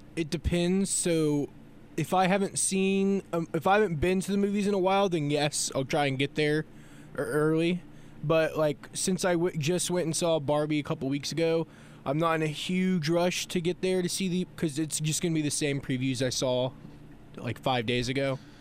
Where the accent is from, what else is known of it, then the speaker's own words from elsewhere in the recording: Florida, United States; I was born in Florida